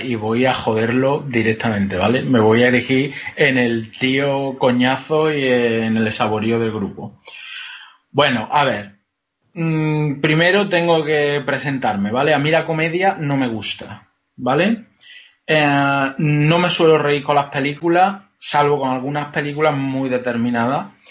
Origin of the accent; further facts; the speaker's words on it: Andalusia, Spain; soy andaluz